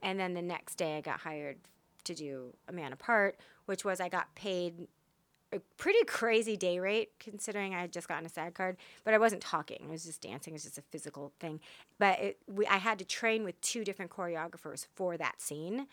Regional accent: Texas, United States; I'm from Texas.

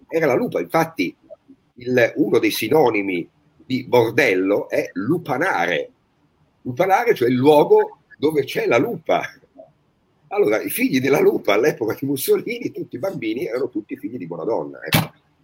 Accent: Tuscany, Italy; noi da toscano

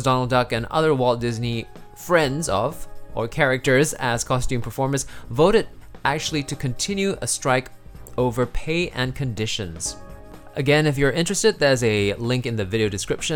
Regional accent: Singapore; I'm from Singapore

